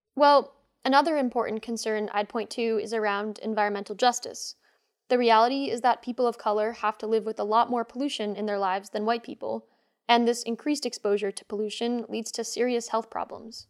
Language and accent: English; Rhode Island, United States; My home state, Rhode Island